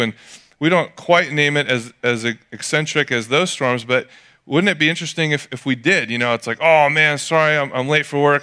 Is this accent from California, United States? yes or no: yes; Atascadero, California, United States; growing up in Atascadero